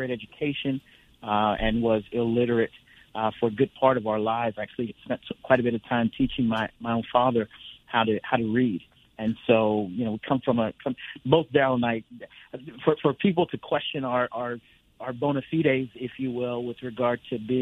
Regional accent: upstate New York, United States; now in Oklahoma, United States; Grew up in upstate New York

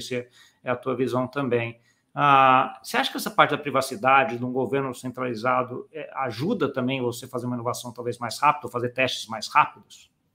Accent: Brazil; como brasileiro

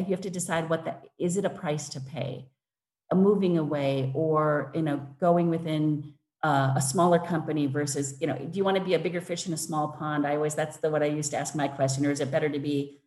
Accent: Wisconsin, United States; moved away as an adult; now in London, United Kingdom; I grew up in Wisconsin

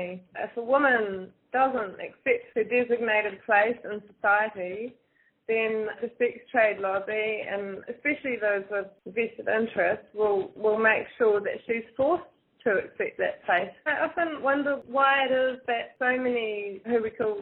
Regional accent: New Zealand; also born or lived in Wellington, New Zealand; I am from New Zealand. I'm based normally in Wellington

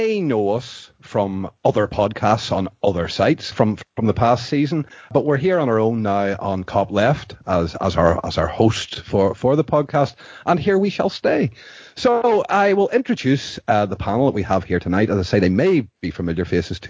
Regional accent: Bangor, Northern Ireland, United Kingdom; moved away as an adult; now in Brazil; I live in Brazil. As you can tell from my wonderfully Brazilian accent, by way of Bangor County down in Northern Ireland, and I'm out here for 5 years.

